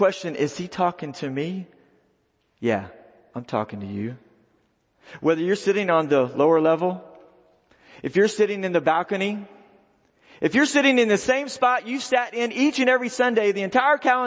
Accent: Texas, United States; I'm from Texas.

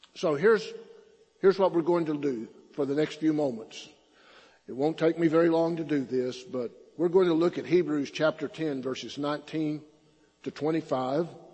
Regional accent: Silverton, Texas, United States; now in Belton, United States; I grew up in the Texas Panhandle. My hometown is a name, little town named Silverton

